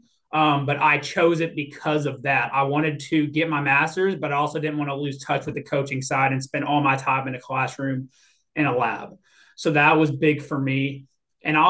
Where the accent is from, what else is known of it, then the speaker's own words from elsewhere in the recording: Louisville, Kentucky, United States; moved away as an adult; also born or lived in Florida / Memphis, Tennessee; now in Mississippi, United States; I was a born and raised in Louisville, Kentucky?